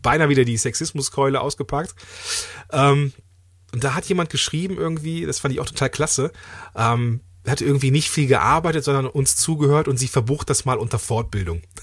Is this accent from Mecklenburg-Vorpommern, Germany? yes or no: no; Langenfeld, North Rhine-Westphalia, Germany; ich komme ja aus Langenfeld